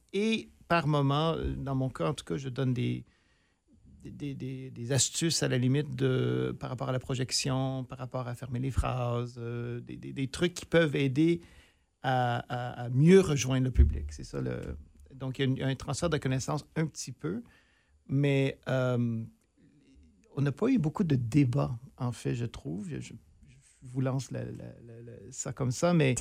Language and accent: French; near Sudbury, northern Ontario, Canada; je suis originaire du nord de l'Ontario, tout près de Sudbury